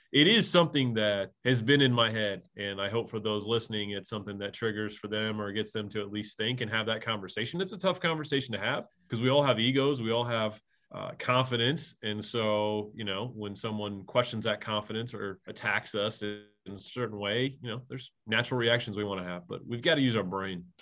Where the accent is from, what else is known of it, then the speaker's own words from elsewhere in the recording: Indiana, United States; growing up in a small town in Indiana